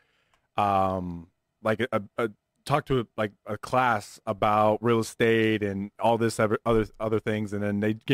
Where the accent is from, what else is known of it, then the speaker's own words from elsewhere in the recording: Las Vegas, Nevada, United States; me growing up in Vegas